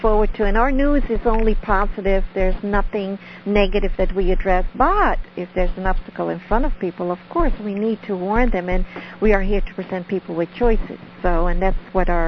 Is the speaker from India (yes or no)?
no; Netherlands; first language Dutch; English is a second language; moved away; I'm from Holland, so ik spreek Nederlands. So that means that's my language. I speak Dutch